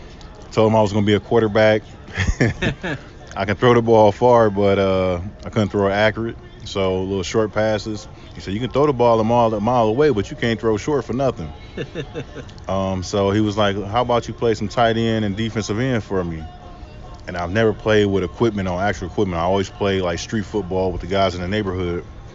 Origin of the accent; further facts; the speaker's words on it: Cleveland, Ohio, United States; So I grew up all around Cleveland. First West 25th Projects, Cleveland Heights, East Cleveland, 93rd and Miles, 93rd and Way Avenue, 105